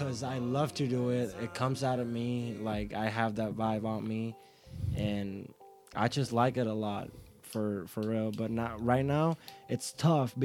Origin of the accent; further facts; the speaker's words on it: San Sebastián, Puerto Rico; back in Puerto Rico in my hometown, Sebastian